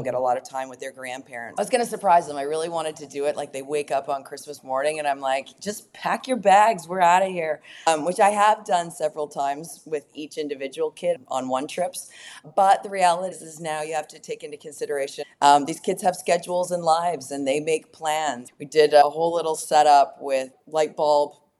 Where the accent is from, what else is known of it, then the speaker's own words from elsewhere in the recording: Canada; now in Texas, United States; I'm from Canada to Texas.